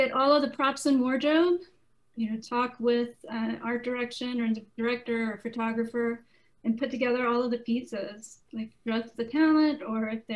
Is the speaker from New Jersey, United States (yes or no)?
no; Mississippi, United States; moved away as an adult; also born or lived in Atlanta, Georgia; I'm from Mississippi, born and raised in Mississippi, and then moved to Atlanta in my 20s.